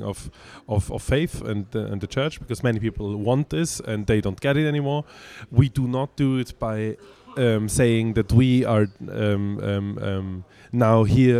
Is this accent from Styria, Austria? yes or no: no; Vienna, Austria; I was born and raised in Vienna, Austria